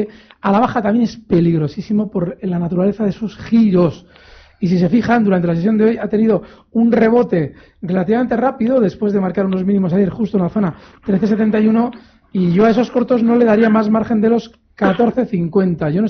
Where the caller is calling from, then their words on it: Logroño, La Rioja, Spain; Buenas tardes … de Logroño.